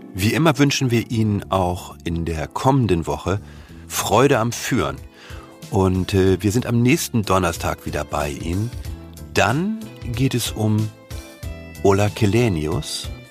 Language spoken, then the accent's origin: German; Germany; uns als Deutsche